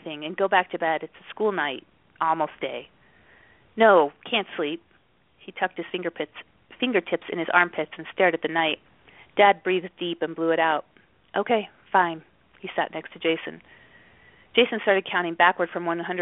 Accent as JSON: {"language": "English", "town": "Salt Lake City", "region": "Utah", "country": "United States", "tie": "born or raised there", "said": "I grew up in Salt Lake City"}